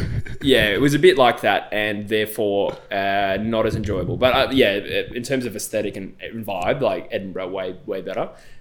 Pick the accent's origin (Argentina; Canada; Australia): Australia; moved away as an adult; also born or lived in Perth; now in United Kingdom; I'm Australian.